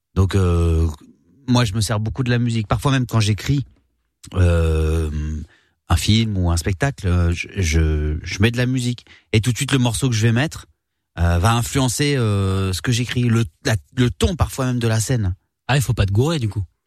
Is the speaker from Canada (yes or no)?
no; Réunion; j'ai grandi à la Réunion